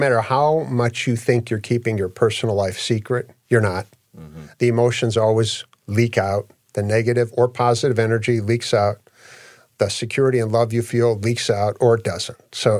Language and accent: English; Australia; Yeah, I'm from Australia.